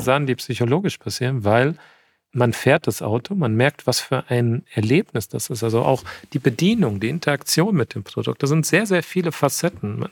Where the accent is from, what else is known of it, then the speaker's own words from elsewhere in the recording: near Frankfurt, Hochtaunuskreis, Hesse, Germany; moved away as an adult; now in Munich, Germany; Ich bin, ich bin bei Frankfurt aufgewachsen und äh, im Hochtaunuskreis